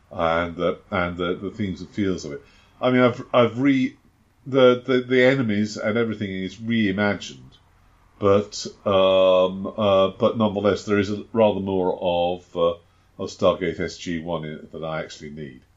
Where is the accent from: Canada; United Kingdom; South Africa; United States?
United Kingdom; I am British